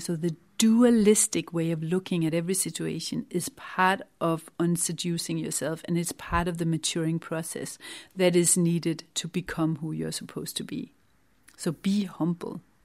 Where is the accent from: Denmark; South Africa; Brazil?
Denmark; moved away as an adult; now in England, United Kingdom; I had to divorce my home country, Denmark